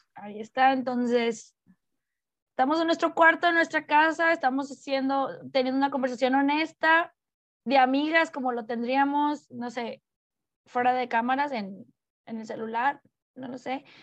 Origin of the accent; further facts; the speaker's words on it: Mexico; como mujer mexicana